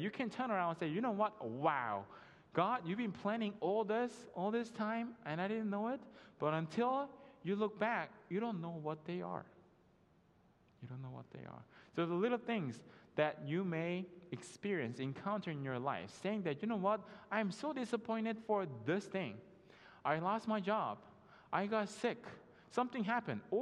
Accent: South Korea; now in United States; I was done with my school here in the States, and I went back home to Korea

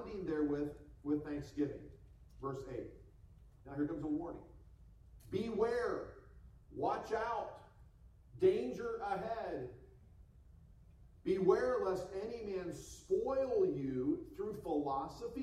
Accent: United States; moved away as an adult; now in Hong Kong

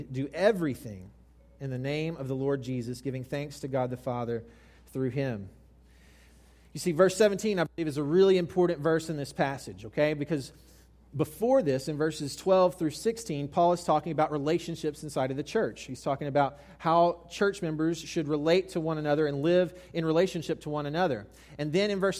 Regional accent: South Mississippi, United States; I grew up in South Mississippi

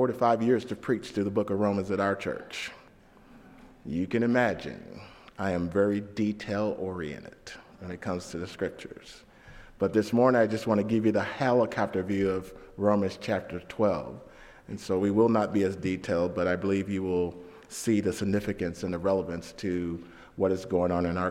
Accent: St. Louis, Missouri, United States; I grew up in St. Louis, the first 12 years of my life in downtown St. Louis, Missouri, in the hood, and then we moved to the suburbs

